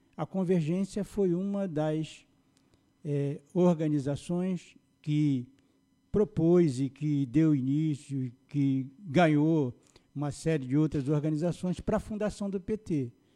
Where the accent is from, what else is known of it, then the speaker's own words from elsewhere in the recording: São Gonçalo, Rio de Janeiro, Brazil; eu sou é, nascido no Rio de Janeiro, mas fui criado no Jardim Catarina, cheguei no Jardim Catarina com um ano